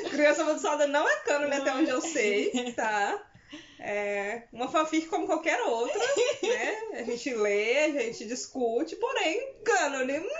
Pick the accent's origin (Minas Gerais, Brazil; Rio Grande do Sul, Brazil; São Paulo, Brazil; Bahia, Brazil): Minas Gerais, Brazil; Uberlândia; Porque eu sou de Uberlândia.